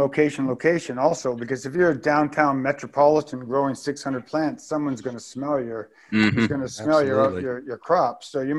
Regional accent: Victoria, British Columbia, Canada; moved away as an adult; now in Dauphin, Canada; I'm a registered nurse. And I grew up on the West Coast. So I, Victoria, Vancouver Island off of, off in the, if you know the West Coast of Victoria or BC. Mm-hmm. So I grew up in the 70s.

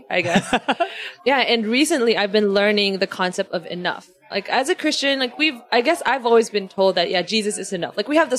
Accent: Philippines; That's literally the first question people ask me when they find out I'm from the Philippines. Like, why don't you have an accent? And I don't know.

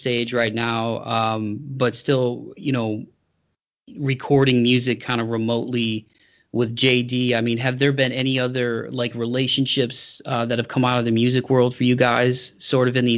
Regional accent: Toledo, Ohio, United States; my hometown, some of the venues like Frankie's Inner City in Toledo

